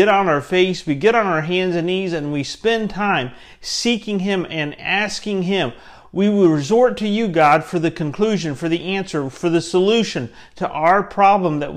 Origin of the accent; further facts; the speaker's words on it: Central Florida, United States; I grew up in Central Florida where we lived